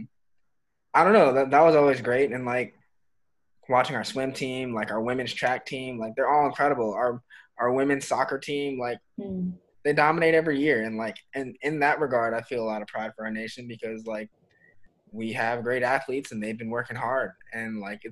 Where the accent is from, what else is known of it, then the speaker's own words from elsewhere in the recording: United States; I'm American